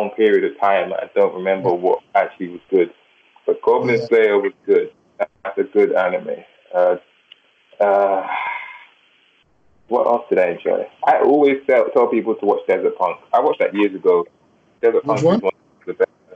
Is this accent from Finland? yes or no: no; England, United Kingdom; I'm from England